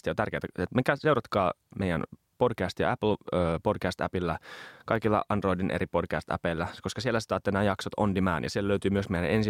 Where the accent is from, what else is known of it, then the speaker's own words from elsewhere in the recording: Finland; Onneksi mä oon suomenruotsalainen.